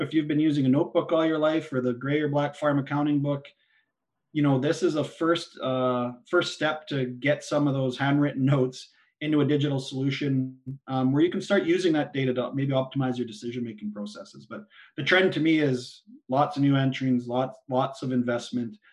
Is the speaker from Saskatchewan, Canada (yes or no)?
yes; Saskatchewan, Canada; I'm born and raised in Saskatchewan, just about uh, our home farm's 40 miles southeast of Regina.